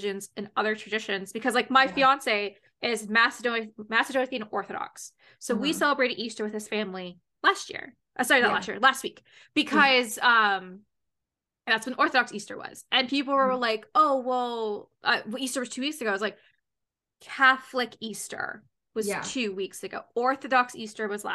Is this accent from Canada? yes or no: yes; Canada; as a Canadian girl